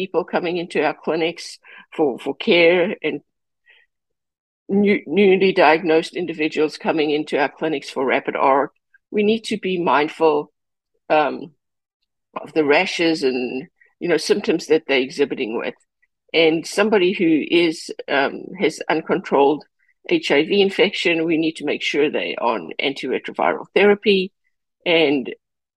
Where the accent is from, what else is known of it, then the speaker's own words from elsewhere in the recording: California, United States; I am a Californian